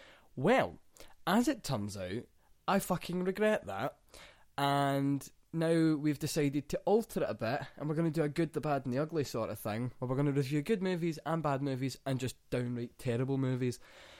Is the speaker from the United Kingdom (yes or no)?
yes; Scotland, United Kingdom